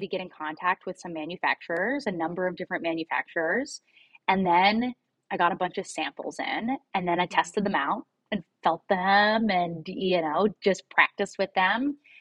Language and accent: English; Cincinnati, Ohio, United States; moved away as an adult; also born or lived in San Francisco Bay Area / Chicago / Brooklyn, New York; I'm from Cincinnati. I grew up here in fifth generation Cincinnatian